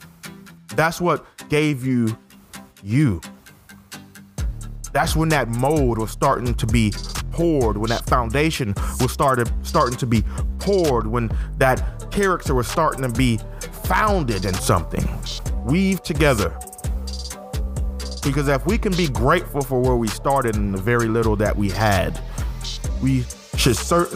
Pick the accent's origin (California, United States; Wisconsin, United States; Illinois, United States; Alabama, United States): Alabama, United States; Fairfield; also born or lived in Syracuse, New York / Wilsonville, Alabama; Raised most of my life in Fairfield, Alabama